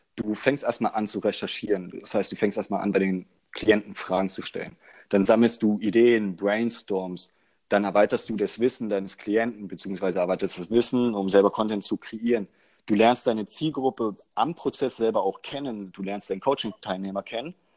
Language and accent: German; Magdeburg, Saxony-Anhalt, Germany; Wir kommen aus Magdeburg